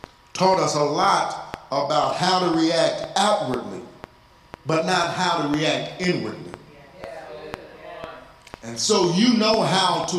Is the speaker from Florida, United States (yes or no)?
no; Texas, United States; I'm from Texas